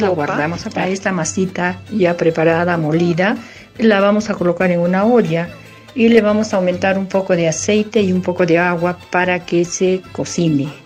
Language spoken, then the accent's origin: Spanish; Arequipa, Peru; es el mes de los arequipeños, es nuestro mes